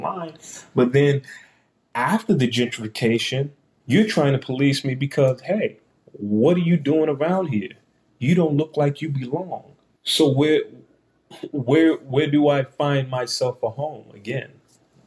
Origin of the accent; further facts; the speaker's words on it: Washington, District of Columbia, United States; moved away as an adult; now in Columbus, United States; in Washington, D.C., in my hometown